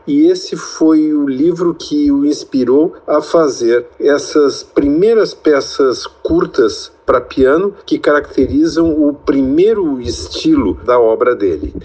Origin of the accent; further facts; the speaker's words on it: Porto Alegre, Rio Grande do Sul, Brazil; Eu nasci em Porto Alegre